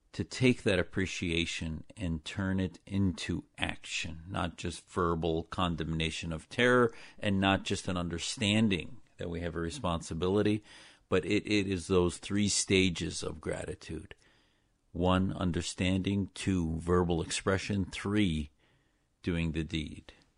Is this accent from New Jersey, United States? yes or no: no; Neenah, Wisconsin, United States; the Islam I was taught growing up in Wisconsin with my family was my parents taught me in that little town in Neenah, Wisconsin